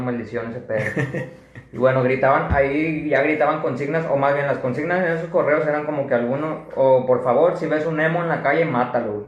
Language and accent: Spanish; Monterrey, Nuevo León, Mexico; somos de aquí de Monterrey, que estamos aquí en Monterrey